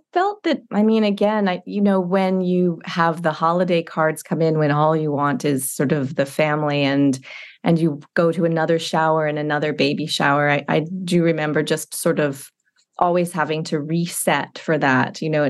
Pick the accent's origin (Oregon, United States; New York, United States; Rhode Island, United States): Rhode Island, United States; also born or lived in Panama; So I was a military kid and I grew up kind of Panama, Rhode Island, you know, anywhere he was stationed.